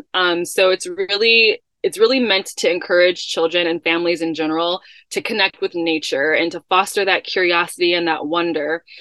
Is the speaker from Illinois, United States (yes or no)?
yes; Chicago, Illinois, United States; moved away; that's where I grew up in Chicago